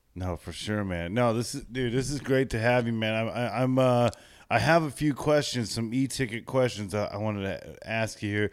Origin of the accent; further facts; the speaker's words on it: Chino, California, United States; I grew up in Chino